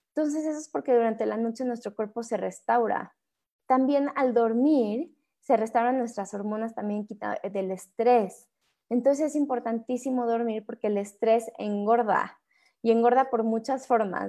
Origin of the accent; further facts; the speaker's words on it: Mexico; como mexicanos